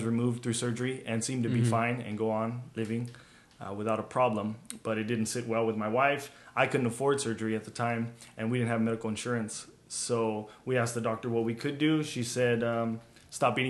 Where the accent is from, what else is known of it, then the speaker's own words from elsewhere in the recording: Los Angeles, California, United States; I grew up here in Los Angeles County on the eastern side